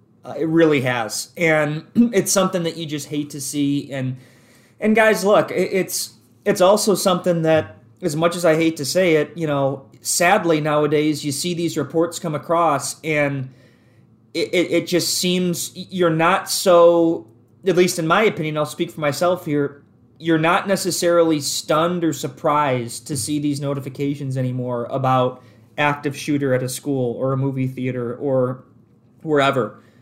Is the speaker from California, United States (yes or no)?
no; Clarkston, Michigan, United States; I'm up in Lake Orion all the time. I grew up in the Clarkston area.